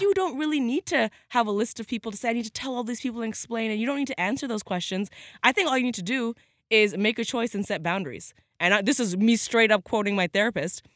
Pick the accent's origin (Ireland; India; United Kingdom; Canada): Canada